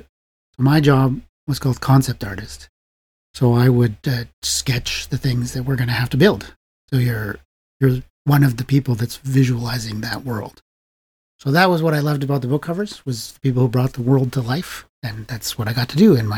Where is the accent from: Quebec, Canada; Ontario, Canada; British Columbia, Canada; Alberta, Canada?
Alberta, Canada; Edmonton; moved away as an adult; also born or lived in Ottawa; I'm from Edmonton, Alberta